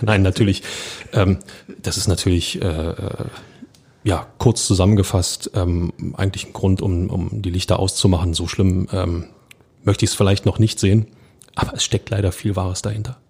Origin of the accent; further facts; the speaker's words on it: Berlin, Germany; als Berliner